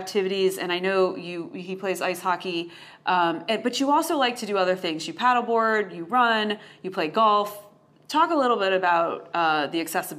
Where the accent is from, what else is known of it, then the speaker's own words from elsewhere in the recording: Ohio, United States; now in Tampa, United States; I was born in Ohio too